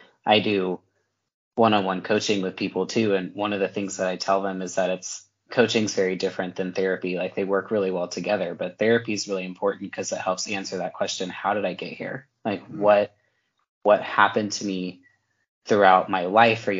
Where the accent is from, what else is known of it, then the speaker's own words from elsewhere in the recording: Texas, United States; I'm from Texas. I'm from the Bible Belt, you know, I grew up in a great home